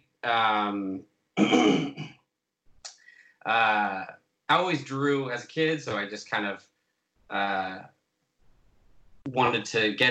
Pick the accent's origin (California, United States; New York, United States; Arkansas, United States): California, United States; Orange County; moved away as an adult; also born or lived in Portland, Oregon; now in Los Angeles, United States; I'm from Orange County, and then I moved to Portland